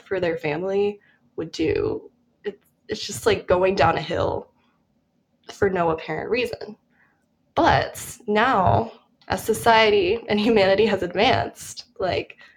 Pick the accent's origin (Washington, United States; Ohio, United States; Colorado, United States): Colorado, United States; moved away as an adult; also born or lived in Minnesota; now in New York, United States; I'm from Colorado, so basically everyone does a snow sport there. It's kind of, it's integrated into your education when you're in elementary school